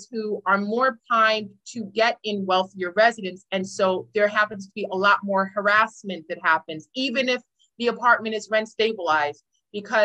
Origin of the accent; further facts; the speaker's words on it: New York City, New York, United States; also born or lived in Harlem; I'm a native New Yorker. I'm from Brooklyn, but I briefly lived in Harlem right around that area.